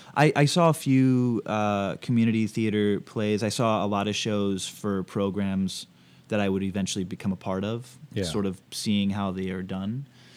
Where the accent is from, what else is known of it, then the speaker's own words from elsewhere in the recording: Suwanee, Georgia, United States; also born or lived in Baton Rouge / Austin / Providence; So I was born in Baton Rouge, but we only lived there for a few years, and then I moved to Georgia, an area called Suwanee, sort of like this suburb, and then Austin, Texas, Providence, Rhode Island, and then back to Georgia, actually.